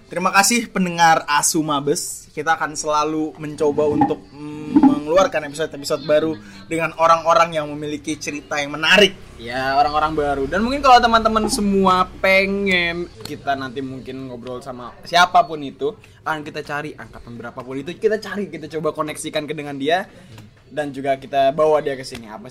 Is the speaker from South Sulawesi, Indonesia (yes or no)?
no; Tegal, Central Java, Indonesia; tegal inyong Tegal asli.